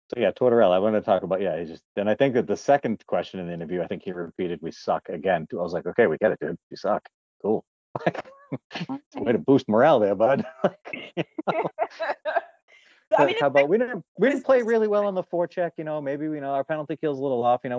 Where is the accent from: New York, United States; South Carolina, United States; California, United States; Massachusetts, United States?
Massachusetts, United States; I'm from Massachusetts in America